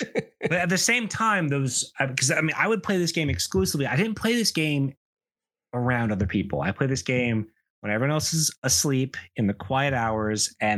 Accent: the South, United States; And growing up in the South, that's an extremely important story for someone who thinks a little bit differently from the people around them.

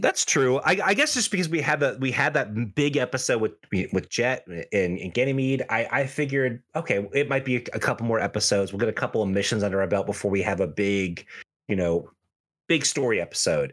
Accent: United States; especially as an American viewer

